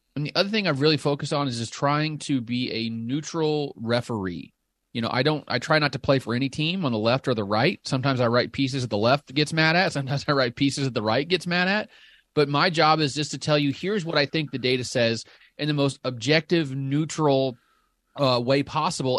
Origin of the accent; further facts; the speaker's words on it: Southern Illinois, United States; accent: Southern; I grew up in Southern Illinois